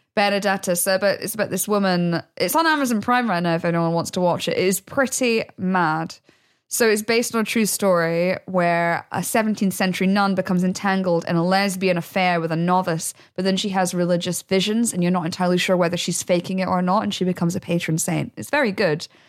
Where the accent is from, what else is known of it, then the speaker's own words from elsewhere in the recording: United Kingdom; now in London, United Kingdom; I grew up in the Midlands